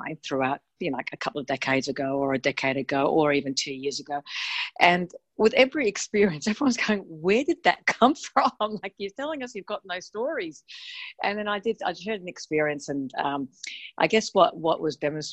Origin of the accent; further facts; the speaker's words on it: Australia; also born or lived in Melbourne, Australia / Sydney, Australia; I'm from Australia